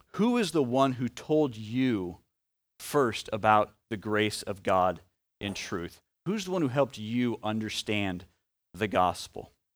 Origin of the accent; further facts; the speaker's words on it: Omaha, Nebraska, United States; a kid from Omaha who now is a, uh, adult who lives in Omaha